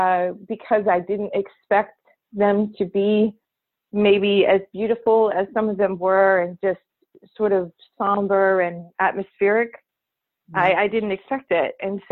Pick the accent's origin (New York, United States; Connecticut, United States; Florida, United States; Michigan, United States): Michigan, United States; Oh, gosh. Well, we lived in the country, so we were about 7 miles from out of, you know, the town where we went to school.